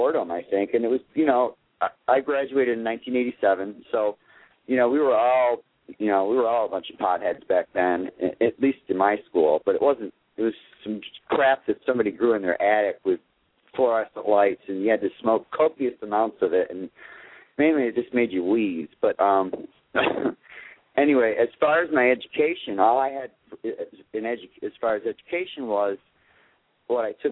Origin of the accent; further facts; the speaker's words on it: Watertown, New York, United States; moved away as an adult; now in Southwest Florida, United States; I was born in Watertown, New York, and there's not much there.